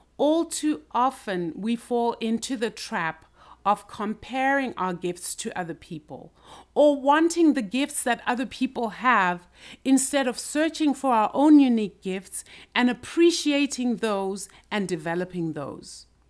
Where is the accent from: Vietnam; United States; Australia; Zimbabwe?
Zimbabwe; I grew up in Zimbabwe and basically went through the school system